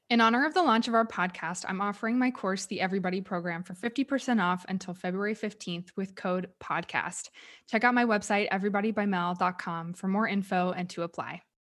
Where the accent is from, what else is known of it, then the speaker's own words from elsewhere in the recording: Texas, United States; moved away as an adult; also born or lived in California / Dallas; I grew up in Texas